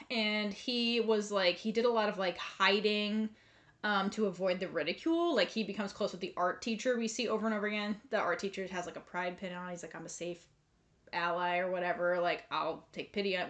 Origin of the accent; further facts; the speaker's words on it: United States; we grew up in America